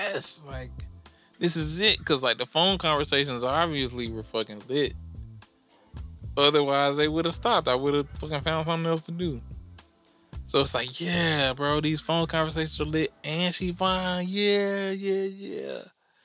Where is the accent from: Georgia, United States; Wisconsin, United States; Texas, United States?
Georgia, United States; Decatur; I'm from Atlanta, Decatur.